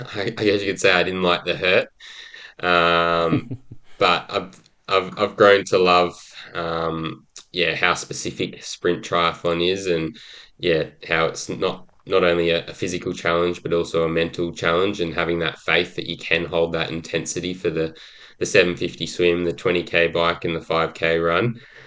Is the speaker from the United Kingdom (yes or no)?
no; Brisbane, Queensland, Australia; also born or lived in Gold Coast / Sydney; I was born on the Gold Coast and moved around a lot. I was lucky enough to live in Sydney during the Olympics, which certainly planted the seed for my passion for Olympics today. But I went to school predominantly in Brisbane